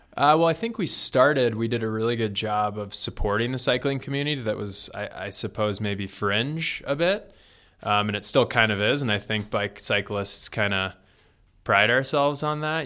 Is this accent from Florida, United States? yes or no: yes; Florida, United States; now in Colorado, United States; I was born in Florida